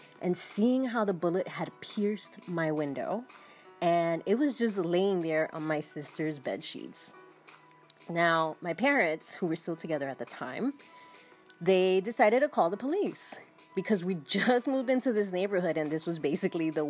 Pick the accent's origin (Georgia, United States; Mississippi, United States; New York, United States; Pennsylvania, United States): New York, United States; New York City; When I was about 5 years old, my family moved to another apartment in the Bronx. I grew up in New York City.